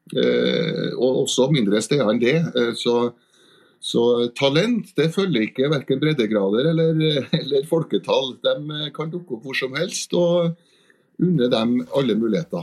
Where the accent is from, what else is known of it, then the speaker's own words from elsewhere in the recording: Trondheim, Trøndelag, Norway; Adressa er nå min avis da, som trondhjemmer.